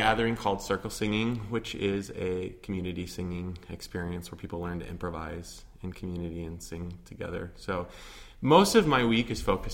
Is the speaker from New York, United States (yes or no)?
no; Otsego, Michigan, United States; moved away as an adult; also born or lived in Oberlin, Ohio; now in Chicago, United States; I am from a town called Otsego, which is near Kalamazoo, Michigan, and I spent, you know, all of my youth there